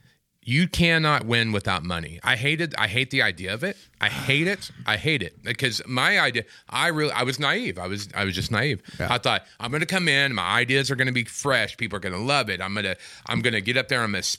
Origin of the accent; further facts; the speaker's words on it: Midwest, United States; Not in California. Midwest. Okay. I'm from the Midwest, and...